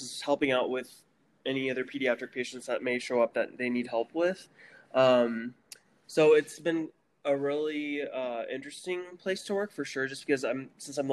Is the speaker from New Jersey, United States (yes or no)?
no; Jefferson City, Missouri, United States; moved away as an adult; also born or lived in Texas / Kentucky / Alabama / Pennsylvania; now in Ganado, United States; I grew up in Jeff City.